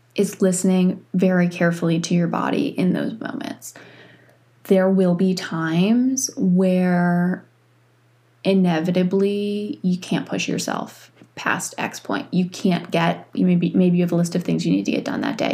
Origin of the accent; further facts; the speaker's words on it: New York, United States; moved away as an adult; now in North Carolina, United States; I grew up in New York.